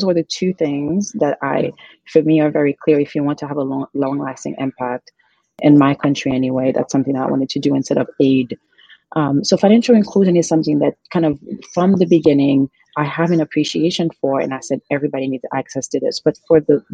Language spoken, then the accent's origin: English; Haiti; moved away as an adult; now in United States; I'm originally from Haiti. Mm. I was born and raised there.